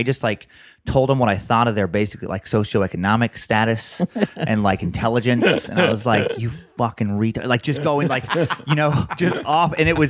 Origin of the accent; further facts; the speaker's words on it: Idaho, United States; My home state.